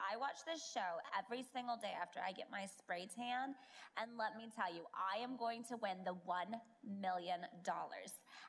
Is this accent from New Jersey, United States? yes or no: yes; New Jersey, United States; Since I'm from New Jersey, the answer is D, the Jersey Ocean.